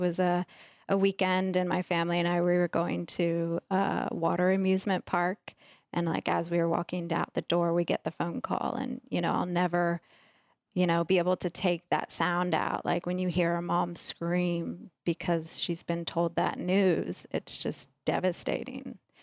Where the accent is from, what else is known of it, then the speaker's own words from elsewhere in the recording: Virginia, United States; we grew up in Virginia